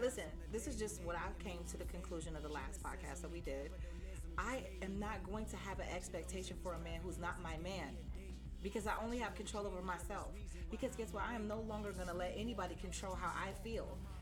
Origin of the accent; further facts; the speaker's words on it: Cleveland, Ohio, United States; I'm from Cleveland